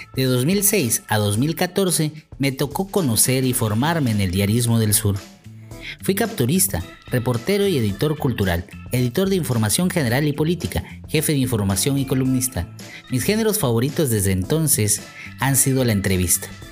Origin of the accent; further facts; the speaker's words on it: Chico, Chiapas, Mexico; also born or lived in Tuxtla Gutiérrez, Chiapas; Nací en Chico, Chiapas, a mitad de la década de los 80 del siglo pasado